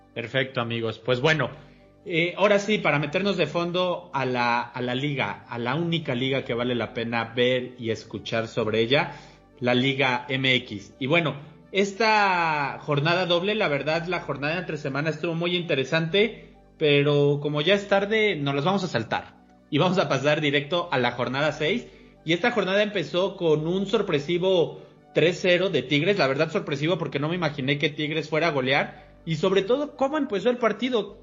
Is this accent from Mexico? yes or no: yes; Puebla, Mexico; siendo poblano